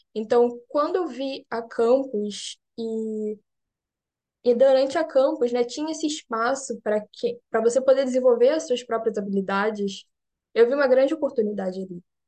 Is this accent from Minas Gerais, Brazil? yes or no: no; Rio de Janeiro, Brazil; moved away as an adult; now in Berlin, Germany; sou do Rio de Janeiro. Eu sou cientista, eu agora estou falando com vocês daqui de Berlim.